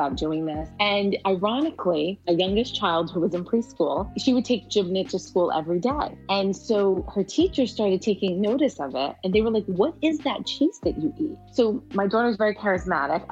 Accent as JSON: {"language": "English", "region": "New Jersey", "country": "United States", "tie": "born or raised there", "also_born_or_lived": "Middle East", "accent": "New Jersey", "first_language": "Arabic", "second_language": "English", "said": "I came here when I was 2"}